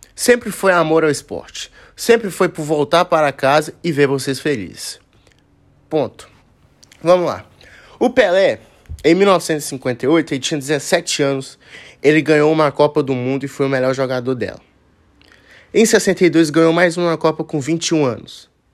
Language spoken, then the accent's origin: Portuguese; Brazil; nós que somos brasileiros